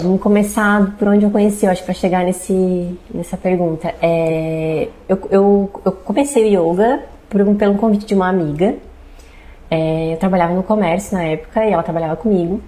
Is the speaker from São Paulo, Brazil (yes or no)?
no; Braço do Norte, Santa Catarina, Brazil; also born or lived in Jaraguá do Sul; Quando eu tinha uns 5 anos de idade, a gente voltou para Braço do Norte.